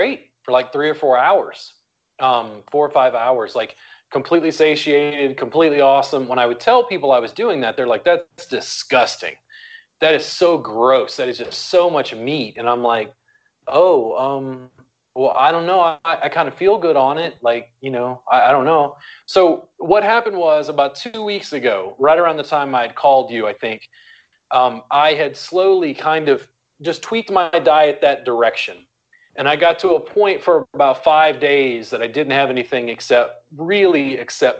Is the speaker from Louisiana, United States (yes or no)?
yes; South Louisiana, United States; I grew up in South Louisiana. Cornbread, red beans, and rice is like gumbo, you know, roux is like just a part of the culture I grew up